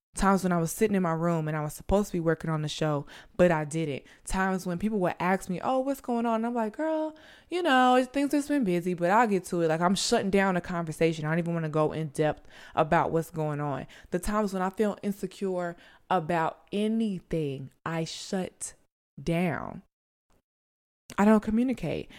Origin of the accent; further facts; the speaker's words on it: St. Louis, Missouri, United States; moved away as an adult; also born or lived in South Carolina; I'm from Saint Louis